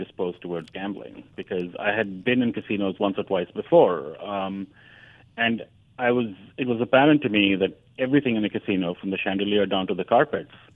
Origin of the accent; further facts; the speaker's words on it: New Delhi, Delhi, India; moved away as an adult; also born or lived in Madison, Wisconsin; now in New York, United States; growing up in the India of the 70s and 80s